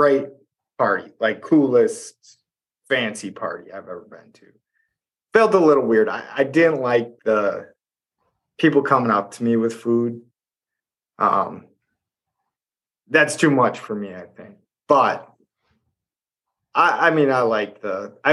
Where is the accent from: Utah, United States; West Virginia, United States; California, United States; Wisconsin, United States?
Wisconsin, United States; West Central; where we are in West Central Wisconsin